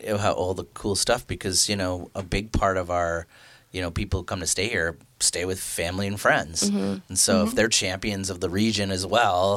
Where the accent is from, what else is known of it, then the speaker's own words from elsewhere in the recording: Waterloo, Ontario, Canada; moved away; I grew up in Waterloo